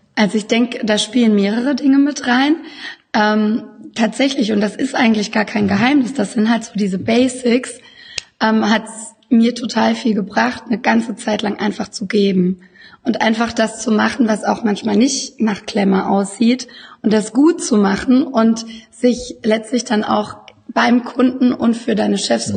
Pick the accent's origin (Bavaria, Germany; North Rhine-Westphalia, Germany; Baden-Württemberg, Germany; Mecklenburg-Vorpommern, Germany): Baden-Württemberg, Germany; moved away as an adult; now in Düsseldorf, Germany; ich äh, komme aus dem wunderschönen Baden da wo die Sonne scheint. Und ähm, mich hat es aber so vor acht Jahren nach Düsseldorf verschlagen